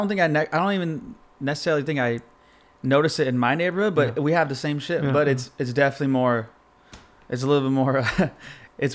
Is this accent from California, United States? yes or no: yes; La Habra, California, United States; I'm from La Habra.